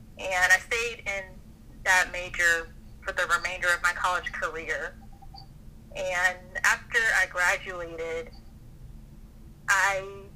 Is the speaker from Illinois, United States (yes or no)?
no; Atlanta, Georgia, United States; also born or lived in Augusta; I'm originally from Atlanta